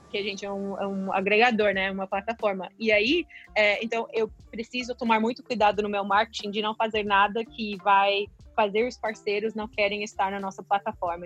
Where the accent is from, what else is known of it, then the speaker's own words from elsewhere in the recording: United States; Portuguese is a second language; moved away as an adult; also born or lived in São Paulo, Brazil; sendo americana.